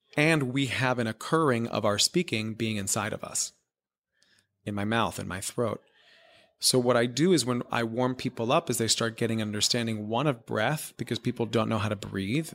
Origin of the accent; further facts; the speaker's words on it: Miami, Florida, United States; moved away as an adult; also born or lived in New York; growing up in Miami, Florida, which is where I'm from